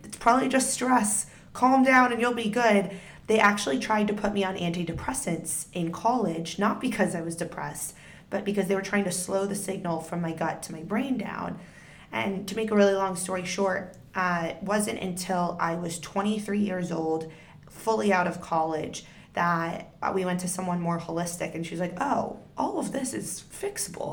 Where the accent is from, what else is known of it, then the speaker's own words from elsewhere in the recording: Northern Virginia, United States; we grew up in Northern Virginia.